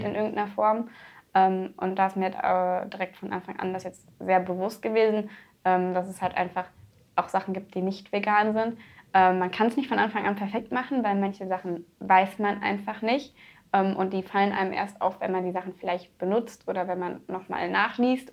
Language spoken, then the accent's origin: German; Dormagen, North Rhine-Westphalia, Germany; also born or lived in Neuss; ich bin in Dormagen aufgewachsen und auch zur Schule gegangen.